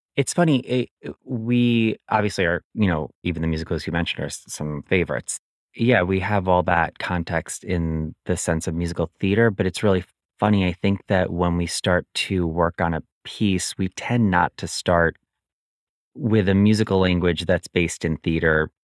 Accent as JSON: {"language": "English", "area": "just outside of Albany", "region": "upstate New York", "country": "United States", "also_born_or_lived": "Williamsburg, Brooklyn", "moved": "yes", "lives_now": "New York City, United States", "said": "I'm originally from upstate New York, just outside of Albany, New York, and I've lived in Williamsburg, Brooklyn for the last fifteen"}